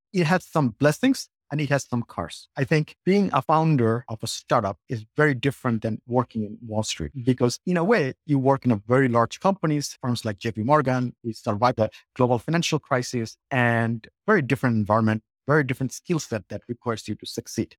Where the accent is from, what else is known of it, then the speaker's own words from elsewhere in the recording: Bangladesh; moved away as an adult; also born or lived in Colorado; now in United States; I grew up in Bangladesh, came here to college, and I, I went to school in Colorado